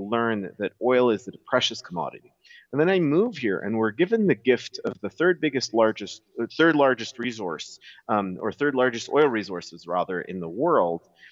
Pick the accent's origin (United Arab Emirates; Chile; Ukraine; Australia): United Arab Emirates; Dubai; moved away as an adult; now in Alberta, Canada; born and raised in Dubai, pretty much as city kids